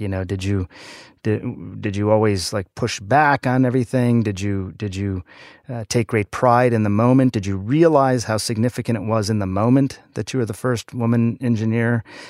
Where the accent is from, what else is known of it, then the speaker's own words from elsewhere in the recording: Michigan, United States; Michigan for both of us. Small town in Michigan. I was born outside of Detroit. Parents were auto industry folks